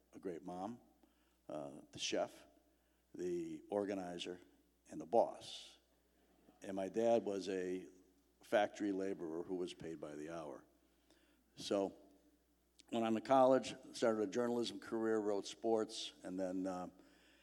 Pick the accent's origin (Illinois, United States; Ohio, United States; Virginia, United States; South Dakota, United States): Illinois, United States; Chicago; I grew up in Chicago